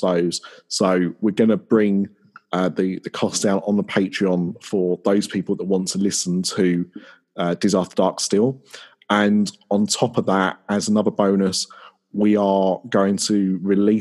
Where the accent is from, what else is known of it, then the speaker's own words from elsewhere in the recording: Essex, East of England, United Kingdom; I am from Essex